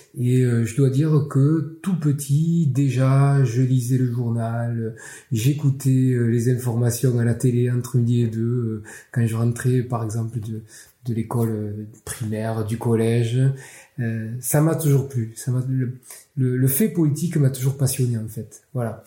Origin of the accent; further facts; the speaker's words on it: Perpignan, Occitania, France; accent: Catalan; je suis originaire, enfin je suis né à Perpignan